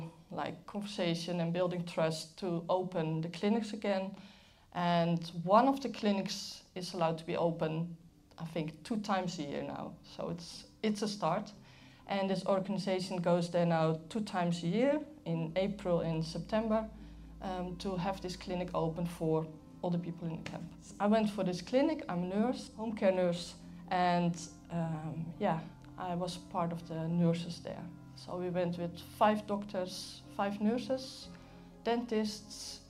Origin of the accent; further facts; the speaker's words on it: Netherlands; moved away; I'm from the Netherlands, and I've been coming to Crossroads for a long, long time.